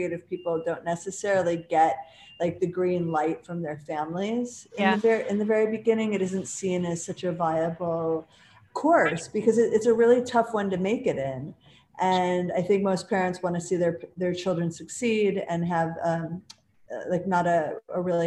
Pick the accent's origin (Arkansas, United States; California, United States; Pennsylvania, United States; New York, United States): New York, United States; Buffalo; now in Manhattan, United States; I'm from Buffalo